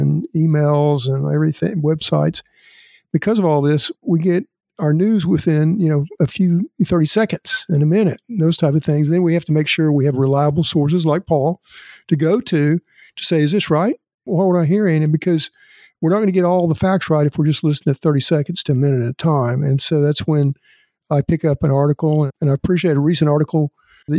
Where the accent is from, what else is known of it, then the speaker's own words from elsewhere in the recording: Elk City, Oklahoma, United States; my hometown of Elk City